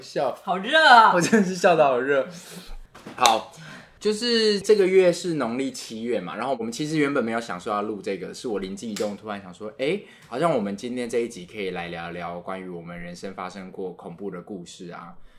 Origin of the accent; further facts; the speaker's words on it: Kaohsiung, Taiwan; 我们以前读高雄中山国小